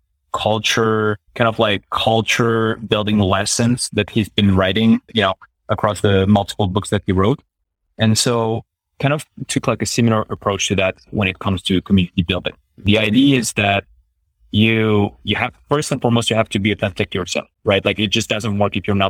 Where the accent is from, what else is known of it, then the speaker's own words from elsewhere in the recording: Paris, Île-de-France, France; I'm French, right? But I'm from Paris. And I'm from like a specific district within, you know, within Paris, the 18th district